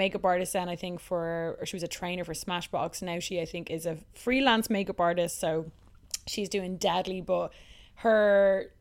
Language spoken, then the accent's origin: English; Dublin, Leinster, Ireland; Dublin, my hometown